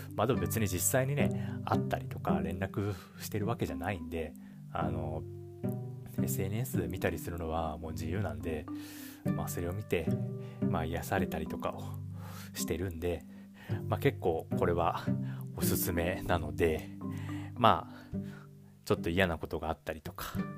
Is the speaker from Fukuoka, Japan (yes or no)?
yes; Fukuoka, Japan; 地元の福岡